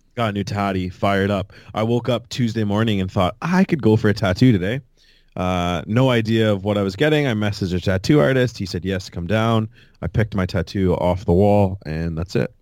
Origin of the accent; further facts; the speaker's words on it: Fort Erie, Ontario, Canada; growing up in Fort Erie